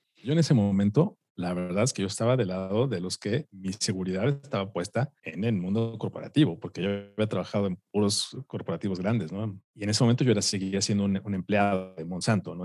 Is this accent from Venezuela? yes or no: no; Mexico; a los siete años, aquí en la ciudad, eh, bueno, en México